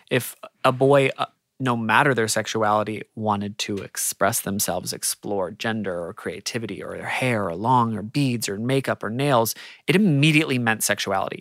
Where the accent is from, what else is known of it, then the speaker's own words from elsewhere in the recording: Australia; as an Australian